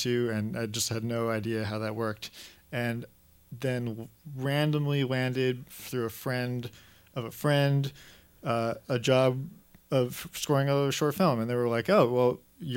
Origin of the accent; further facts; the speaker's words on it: Los Angeles, California, United States; also born or lived in New York; I grew up in L.A., so I've been there for most of my life.